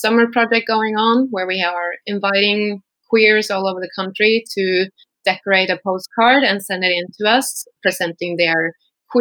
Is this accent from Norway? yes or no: yes; Norway; also born or lived in Nottingham, United Kingdom; I'm from Norway